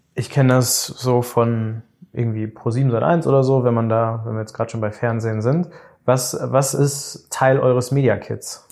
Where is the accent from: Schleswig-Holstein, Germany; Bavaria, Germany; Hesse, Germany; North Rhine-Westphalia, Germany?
North Rhine-Westphalia, Germany; Bielefeld; now in Düsseldorf, Germany; ich komme eigentlich aus Bielefeld.